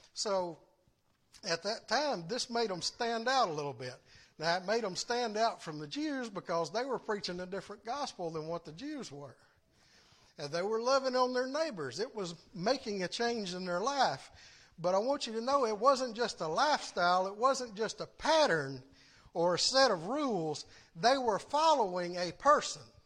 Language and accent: English; the South, United States